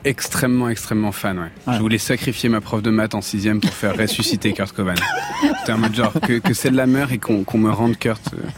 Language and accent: French; Avignon, Provence-Alpes-Côte d'Azur, France; je viens d'Avignon